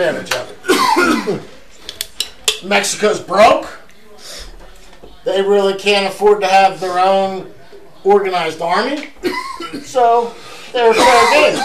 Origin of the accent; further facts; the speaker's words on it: Canada; As a Canadian